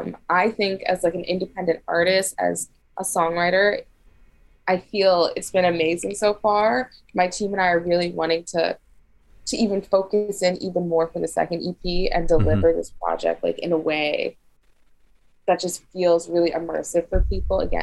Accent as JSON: {"language": "English", "region": "New York", "country": "United States", "tie": "born or raised there", "also_born_or_lived": "Los Angeles", "said": "I was born in New York"}